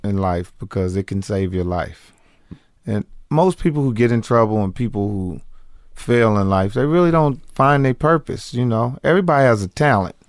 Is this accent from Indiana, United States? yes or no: yes; Indianapolis, Indiana, United States; moved away; I'm from Indianapolis, Indiana originally